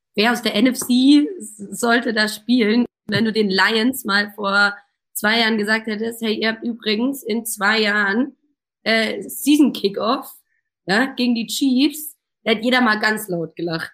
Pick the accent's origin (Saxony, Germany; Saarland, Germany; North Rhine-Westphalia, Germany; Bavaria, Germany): Bavaria, Germany; Munich; als geborene Münchnerin